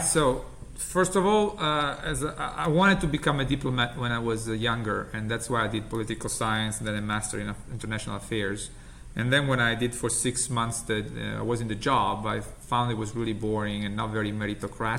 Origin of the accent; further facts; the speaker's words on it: Italy; English is a second language; moved away as an adult; now in United States; as you can get from my accent, I'm originally from Italy